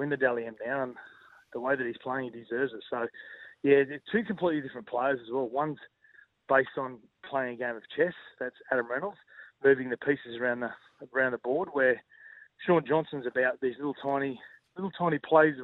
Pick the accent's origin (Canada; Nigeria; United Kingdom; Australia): Australia; Queensland; as a Queenslander